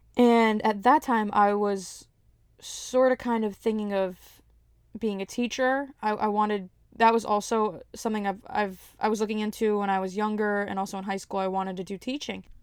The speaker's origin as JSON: {"language": "English", "town": "Elizabeth", "region": "New Jersey", "country": "United States", "said": "I'm a comedian from Elizabeth, New Jersey, nine oh eight"}